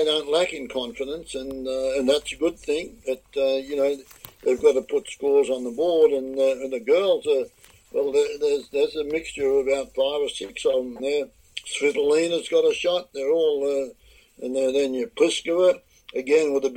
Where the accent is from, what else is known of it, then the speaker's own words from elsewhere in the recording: Australia; moved away as an adult; now in Florida, United States; So I'd go home to Australia tomorrow. I'm still Australian more than most Australians. I think I'm Australian through and through, and the green and gold.